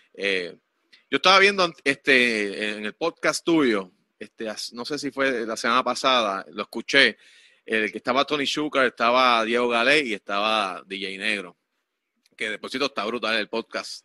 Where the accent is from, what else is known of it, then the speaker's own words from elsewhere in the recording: Quebradillas, Puerto Rico; Yo soy de acá de Quebradilla, aquí cerquita de, de, ti